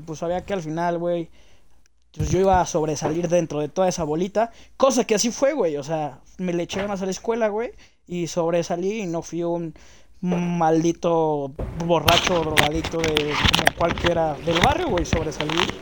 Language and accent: Spanish; Mexico City, Mexico; also born or lived in Jardín Balbuena, Mexico City; crecí en Aragón, güey. Aragón, es una zona marginal, güey, está al ladito de Catepec